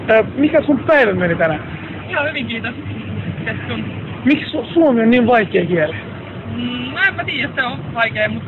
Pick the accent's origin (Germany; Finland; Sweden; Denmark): Finland; first language Swedish; hej, jag är också finsk, jag är svenskspråkig